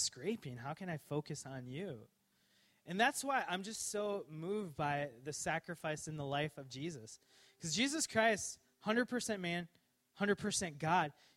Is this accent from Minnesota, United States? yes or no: yes; Coon Rapids, Minnesota, United States; I grew up in Minnesota, Coon Rapids, Minnesota